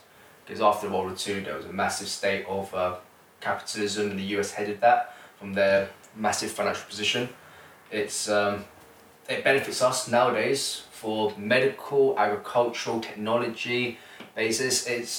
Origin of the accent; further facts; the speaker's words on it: United Kingdom; I am of Oriental descent, but I am born in Britain.